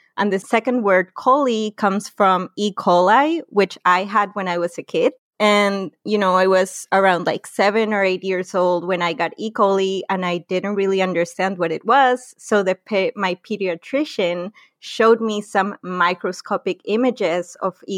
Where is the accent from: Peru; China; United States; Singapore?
Peru; Lima; also born or lived in Tarapoto; I grew up in Lima, which is in the coast, and it's the capital city of Peru